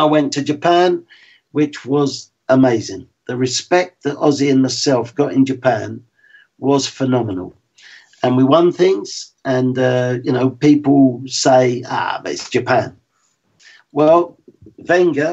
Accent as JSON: {"language": "English", "region": "London", "country": "United Kingdom", "said": "I'm from West London"}